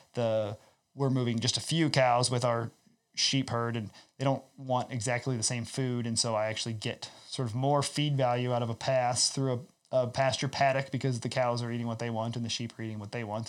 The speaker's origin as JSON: {"language": "English", "region": "Iowa", "country": "United States", "tie": "born or raised there", "also_born_or_lived": "Southwest Ontario", "moved": "yes", "lives_now": "Ontario, Canada", "said": "I come from Iowa"}